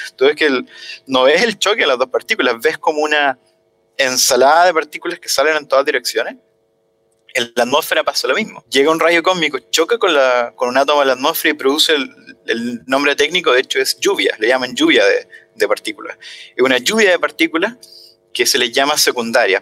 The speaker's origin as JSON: {"language": "Spanish", "town": "Talca", "region": "Maule", "country": "Chile", "moved": "yes", "said": "Yo soy de Talca"}